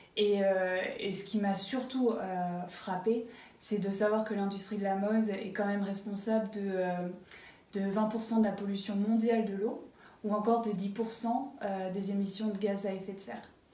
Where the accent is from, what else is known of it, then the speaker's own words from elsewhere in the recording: Varades, Pays de la Loire, France; moved away as an adult; also born or lived in Berlin, Germany; Je suis originaire de Varade, une petite, euh, commune entre, euh, Nantes et Angers